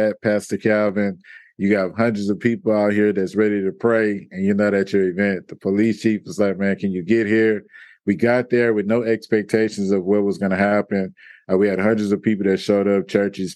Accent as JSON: {"language": "English", "town": "Houston", "region": "Texas", "country": "United States", "tie": "born or raised there", "said": "I'm from Houston, Texas, on the southeast side, born and raised, Sunnyside, South Park area"}